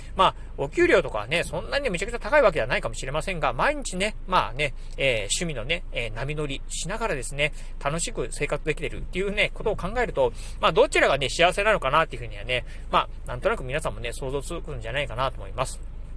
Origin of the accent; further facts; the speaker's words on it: Kochi, Japan; 出身の高知